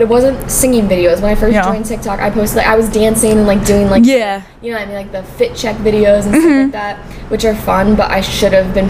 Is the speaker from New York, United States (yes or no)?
yes; Long Island, New York, United States; I'm a singer-songwriter, and I'm from Long Island.